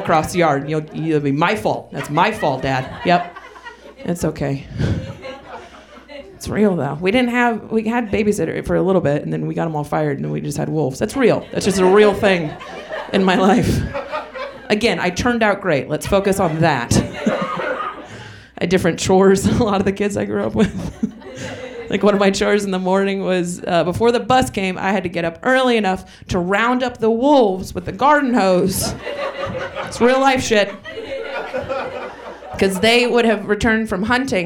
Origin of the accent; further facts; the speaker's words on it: southwest Oregon, United States; now in Portland, United States; I'm not from Portland, but I am from Oregon, so I get a pass. You understand? I grew up southwest in the corner of bumfuck and nowhere